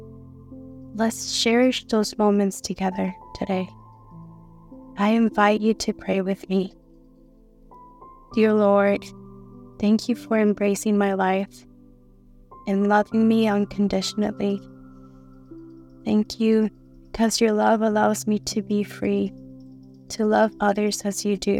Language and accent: English; Houston, Texas, United States; I'm from Houston, Texas